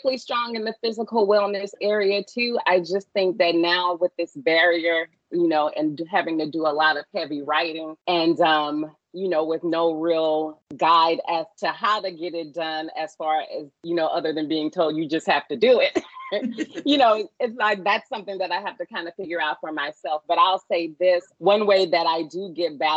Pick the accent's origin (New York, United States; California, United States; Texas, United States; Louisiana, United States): Louisiana, United States; Baton Rouge; I am a Louisiana native born and raised in Baton Rouge.